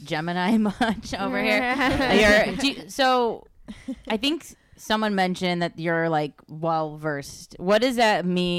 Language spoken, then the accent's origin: English; Rust Belt, United States; now in Los Angeles, United States; I'm from the Rust Belt area